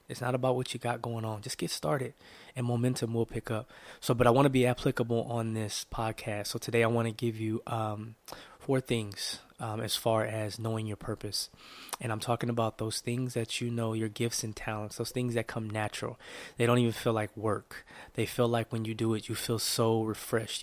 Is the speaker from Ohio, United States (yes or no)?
no; Oakland, California, United States; I'm from the San Francisco Bay Area, Oakland, California.